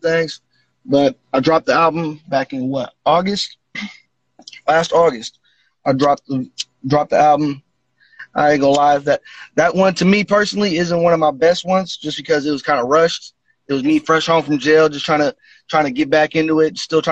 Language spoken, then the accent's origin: English; Vallejo, California, United States; I'm from Central Vallejo, Millersville, California